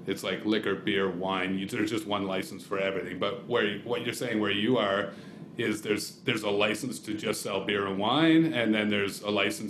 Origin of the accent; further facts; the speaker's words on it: Canada; Well, and we're Canadian, right? So it's just kind of funny.